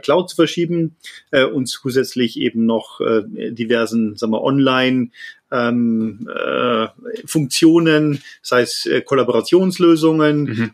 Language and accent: German; Landshut, Bavaria, Germany; ich bin äh, aufgewachsen in Landshut, äh, im Herzen Niederbayerns